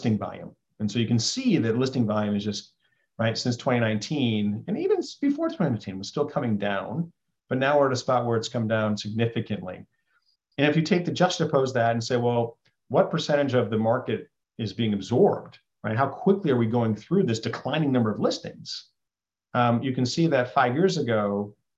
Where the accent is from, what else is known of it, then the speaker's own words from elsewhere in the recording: Western New York, United States; I grew up in Western New York, right, along Lake Ontario